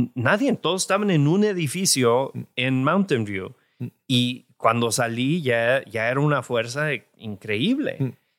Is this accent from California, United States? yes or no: yes; California, United States; also born or lived in Jalisco, Mexico; yo nací en California